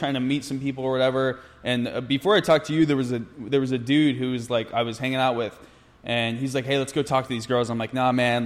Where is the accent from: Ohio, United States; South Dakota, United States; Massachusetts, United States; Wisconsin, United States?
Ohio, United States; Knox County; moved away as an adult; also born or lived in Illinois; grew up, raised Knox County, and pretty much just stayed there